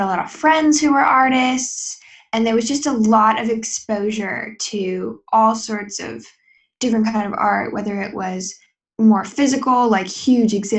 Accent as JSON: {"language": "English", "town": "Seattle", "region": "Washington", "country": "United States", "tie": "born or raised there", "also_born_or_lived": "Poughkeepsie, New York / Beacon, New York / Costa Rica", "said": "I was moving from New York to Seattle"}